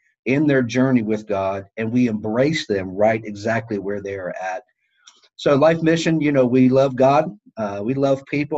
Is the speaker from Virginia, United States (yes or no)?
no; Orlando, Florida, United States; moved away; I was born and raised in Florida, in that area of Orlando